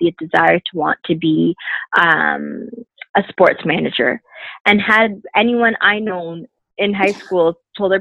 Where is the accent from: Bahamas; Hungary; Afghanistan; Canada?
Canada; Brampton, Ontario; I'm originally from Brampton